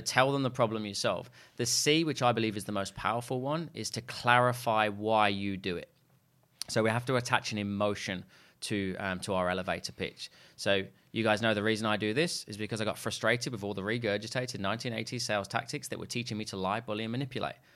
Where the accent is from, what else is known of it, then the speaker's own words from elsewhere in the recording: Leicester, East Midlands, United Kingdom; moved away; I'm actually from a place called Leicester in the U K.